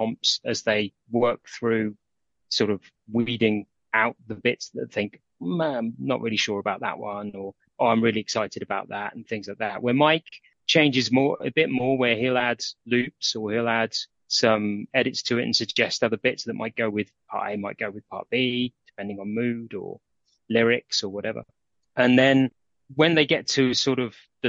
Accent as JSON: {"language": "English", "town": "Aston Clinton", "region": "South East England", "country": "United Kingdom", "tie": "born or raised there", "also_born_or_lived": "London", "lives_now": "Aylesbury, United Kingdom", "said": "we moved up from London to a village called Aston Clinton"}